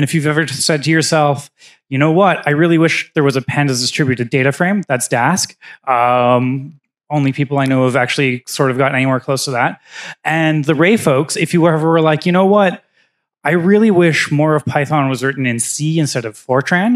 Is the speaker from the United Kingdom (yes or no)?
no; Canada; moved away as an adult; now in United States; I'm Canadian. I actually got my green card this year or last year